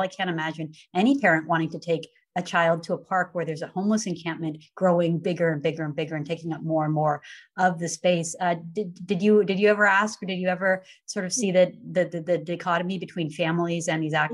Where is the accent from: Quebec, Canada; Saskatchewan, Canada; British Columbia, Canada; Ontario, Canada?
British Columbia, Canada; Vancouver; moved away; I grew up in Vancouver